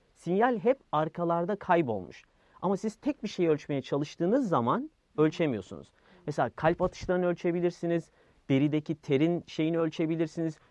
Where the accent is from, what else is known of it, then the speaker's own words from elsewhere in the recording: Yeniköy, Istanbul, Turkey; also born or lived in United States; Yani yeni Yeniköylüyüm ben